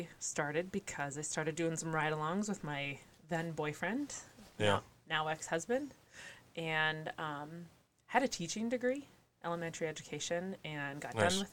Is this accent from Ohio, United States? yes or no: no; Minot, North Dakota, United States; born or raised there